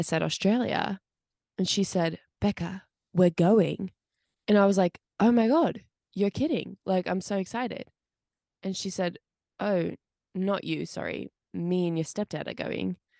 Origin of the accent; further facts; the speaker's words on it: United States; also born or lived in Pittsburgh; I was American